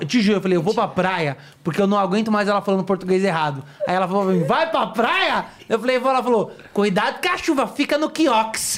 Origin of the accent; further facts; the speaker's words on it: São Paulo, Brazil; eu, como paulista